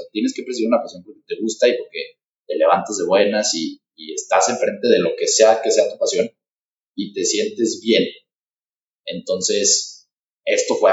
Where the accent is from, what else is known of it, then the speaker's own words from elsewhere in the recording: San Luis Potosí, Mexico; soy de aquí de San Luis